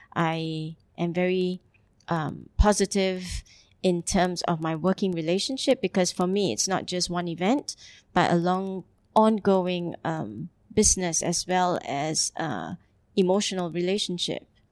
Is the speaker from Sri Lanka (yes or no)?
no; Singapore; moved away as an adult; also born or lived in Italy / Geneva / Hamburg; now in Dubai, United Arab Emirates; I'm originally from Singapore